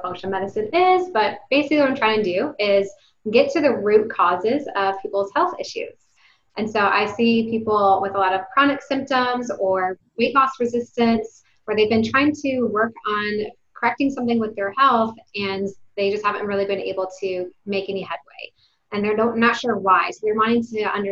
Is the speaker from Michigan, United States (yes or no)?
yes; Detroit, Michigan, United States; now in Texas, United States; I'm from Detroit, Michigan. I'm not a Texas native